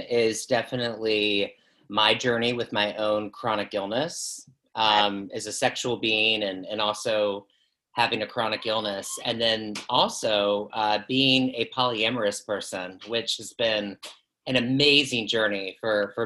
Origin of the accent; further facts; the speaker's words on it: Southeast Virginia, United States; moved away as an adult; I'm from Southeast Virginia